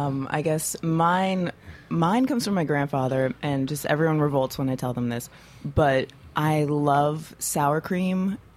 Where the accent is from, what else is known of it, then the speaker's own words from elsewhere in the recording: Naples, Florida, United States; also born or lived in Brooklyn, New York; now in New York City, United States; I guess my family's all from Brooklyn, but moved down to Florida when I was young.